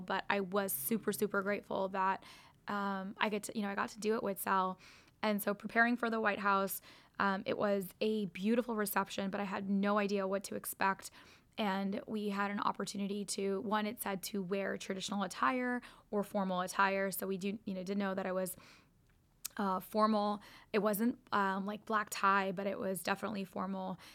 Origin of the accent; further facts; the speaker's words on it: United States; growing up in America